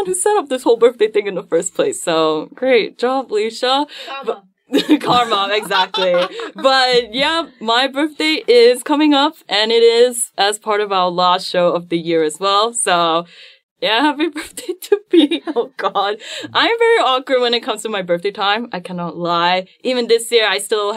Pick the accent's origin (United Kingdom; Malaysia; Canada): Malaysia; my pride as a Malaysian